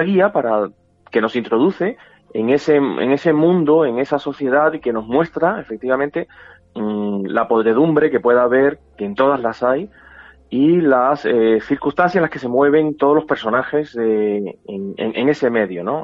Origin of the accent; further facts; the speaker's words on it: Havana, Cuba; moved away; yo me crié en un barrio, en Lauton, es, es una barriada